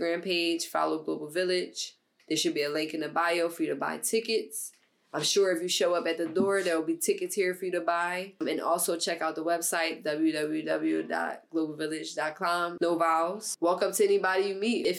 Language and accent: English; Philadelphia, Pennsylvania, United States; I'm from West Philly from the age of 1 year old until now, right down the street from where we at right now